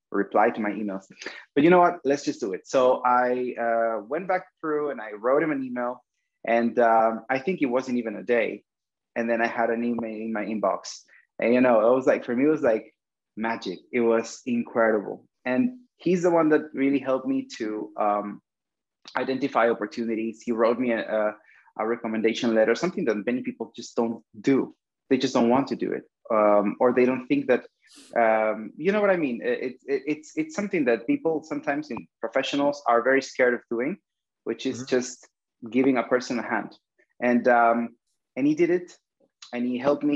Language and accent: English; Peru; English is a second language; moved away as an adult; also born or lived in Cuba; I come from Peru. And in Peru, when I was 14 years old, was a country that was just coming back from an era of terrorism and dictatorship